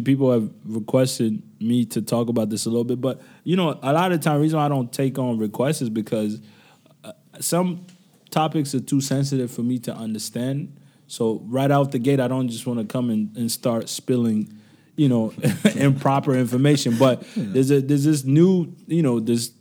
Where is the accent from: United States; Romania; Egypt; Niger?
Niger; moved away; Niamey, which is my home country